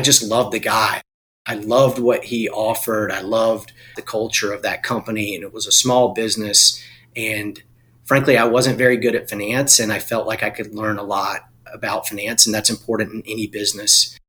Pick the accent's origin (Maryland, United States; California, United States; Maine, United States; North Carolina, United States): North Carolina, United States; Eastern; I was born and raised in Eastern North Carolina. I'm a farm boy.